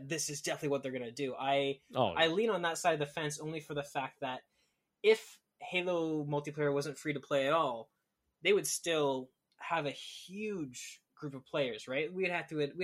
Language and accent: English; Canada; I'm Canadian